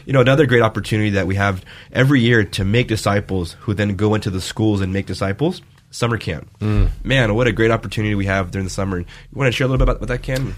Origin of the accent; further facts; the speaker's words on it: Vale, Oregon, United States; moved away; my hometown, Vail, Oregon